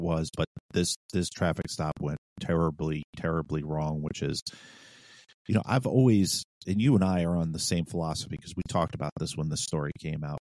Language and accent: English; New York City, New York, United States; now in Virginia, United States; I'm from New York City